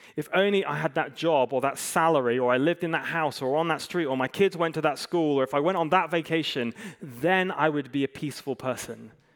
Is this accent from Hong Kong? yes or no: yes; Hong Kong; moved away; I grew up in Hong Kong, I, I love it